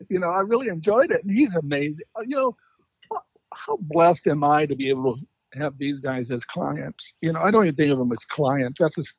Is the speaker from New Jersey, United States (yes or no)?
no; Phoenix, Arizona, United States; moved away as an adult; also born or lived in Los Angeles / New York / Paris; I grew up in Phoenix.